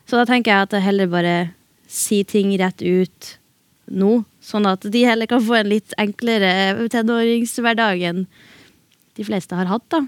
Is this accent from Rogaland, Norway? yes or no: no; Bodø, Nordland, Norway; also born or lived in Beiarn; Først så vokste jeg opp i Beiarn